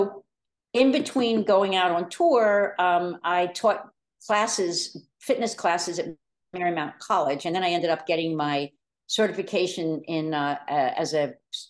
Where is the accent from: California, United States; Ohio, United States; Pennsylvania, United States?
Pennsylvania, United States; Delaware County; also born or lived in New York City, United States; I'm from Delaware County, I moved back with the intention of starting a family